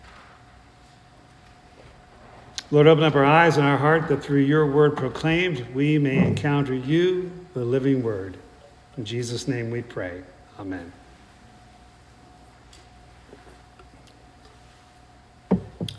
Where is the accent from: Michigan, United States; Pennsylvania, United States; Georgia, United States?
Pennsylvania, United States; South Central; moved away; also born or lived in West Virginia / Midland, Texas; between my being born in West Virginia and growing up in South Central Pennsylvania